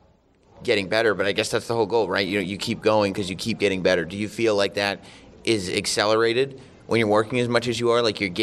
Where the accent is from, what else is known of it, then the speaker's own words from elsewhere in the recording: Westchester, New York, United States; We're in my hometown, Westchester, New York, the Westchester County Center, White Plains, and Bobby Roode is here.